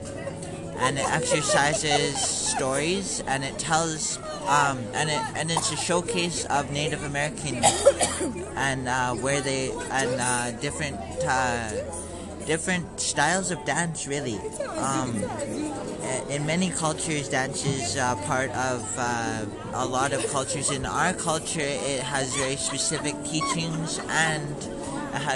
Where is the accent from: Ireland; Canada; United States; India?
Canada; Brandon, Manitoba; I am a local from Brandon, Manitoba